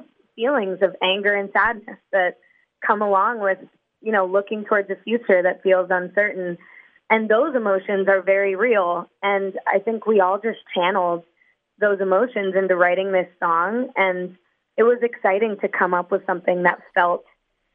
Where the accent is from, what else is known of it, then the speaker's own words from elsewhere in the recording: New York City, New York, United States; We were all growing up in New York City